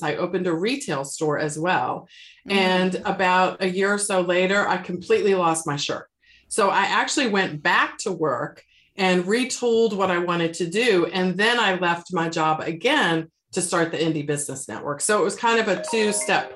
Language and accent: English; Washington, District of Columbia, United States; now in Charlotte, United States; I was working as an attorney in my hometown of Washington, D.C.